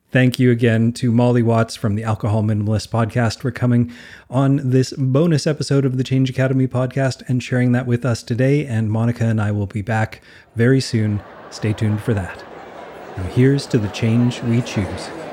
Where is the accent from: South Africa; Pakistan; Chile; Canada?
Canada; I'm Canadian, so I played a lot of hockey